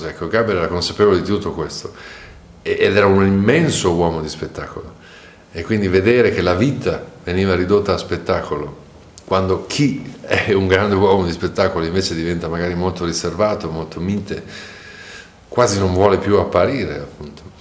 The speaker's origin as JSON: {"language": "Italian", "town": "Treviso", "region": "Veneto", "country": "Italy", "tie": "born or raised there", "said": "io sono nato e cresciuto a Treviso, per cui eh, so di cosa sto parlando eh, anche se non sembra da, dalla mia parlata."}